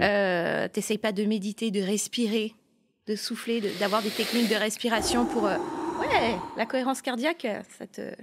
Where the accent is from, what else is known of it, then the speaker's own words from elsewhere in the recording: Burgundy, Bourgogne-Franche-Comté, France; now in Montreal, Canada; je viens de la Bourgogne et on est très gentils.